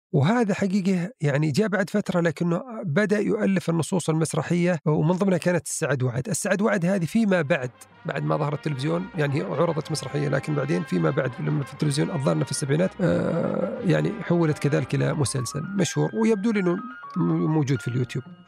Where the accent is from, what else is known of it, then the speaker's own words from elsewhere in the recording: southern Saudi Arabia, Saudi Arabia; عندنا في الجنوب